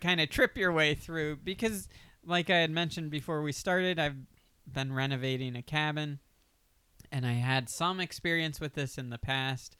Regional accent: Delaware, United States; also born or lived in Pennsylvania; now in Los Angeles, United States; I'm from Delaware.

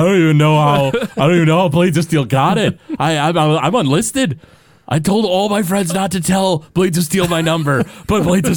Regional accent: Detroit, Michigan, United States; born and raised in the Detroit area

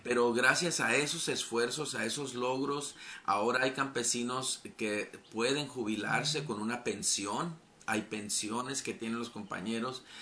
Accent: Calexico, California, United States; allá en Calexico, California, donde yo me crié

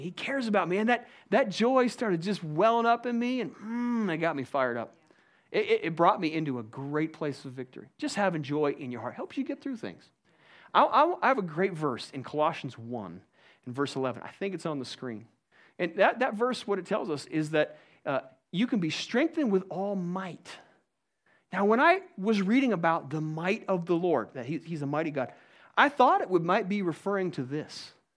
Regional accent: United States; I'm an American

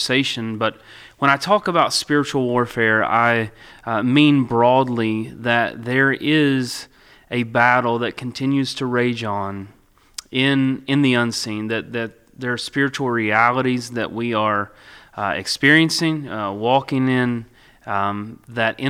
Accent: Russell County, Virginia, United States; also born or lived in Lebanon, Virginia; I grew up in Russell County

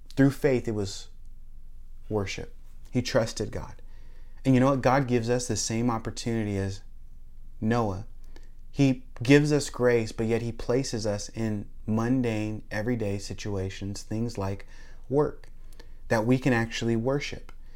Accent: Tacoma, Washington, United States; moved away as an adult; now in Florida, United States; I grew up in Tacoma, Lakewood

